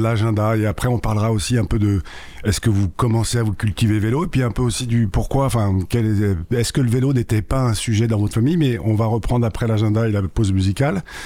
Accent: Sainte-Foy-lès-Lyon, Auvergne-Rhône-Alpes, France; j'ai grandi à Lyon et le vélo, euh, enfin à Sainte-Foy-les-Lyon

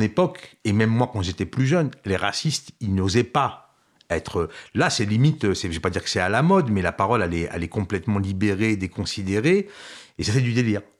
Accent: France; C'est là où moi je dis oui, moi je suis français.

